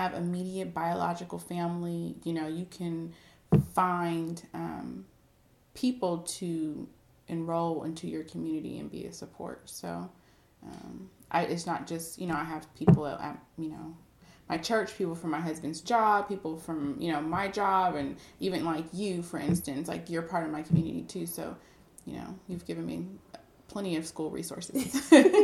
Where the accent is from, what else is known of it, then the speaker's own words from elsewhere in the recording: San Diego, California, United States; moved away as an adult; now in Dallas, United States; I'm from San Diego, California